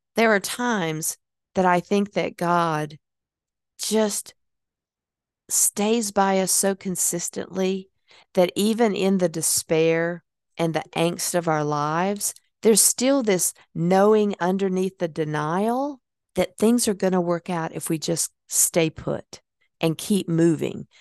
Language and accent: English; Hickory, North Carolina, United States; moved away as an adult; I wouldn't have been able to move out of Hickory, North Carolina and become the person that I was going to be because I needed that time away from my hometown